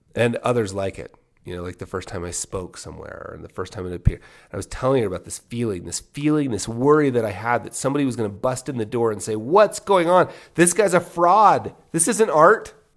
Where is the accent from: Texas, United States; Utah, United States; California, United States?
Utah, United States; Salt Lake City; also born or lived in Las Vegas; now in Park City, United States; Now, I grew up in Park City until I was eight. We moved down to Salt Lake when I was eight.